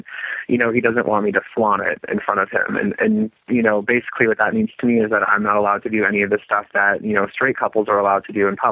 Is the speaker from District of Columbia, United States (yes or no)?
no; South Dakota, United States; moved away; I'm originally from South Dakota